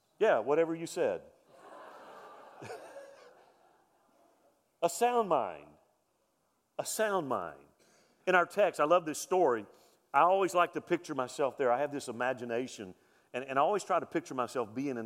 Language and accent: English; Mobile, Alabama, United States; I grew up in Mobile, Alabama, Hurricane Alley